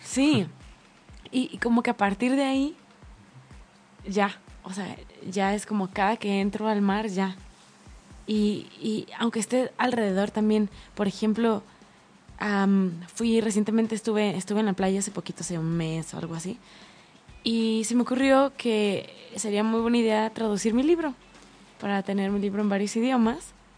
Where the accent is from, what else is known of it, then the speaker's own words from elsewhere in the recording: Tijuana, Baja California, Mexico; Donde yo crecí en Tijuana, o sea, hay mar.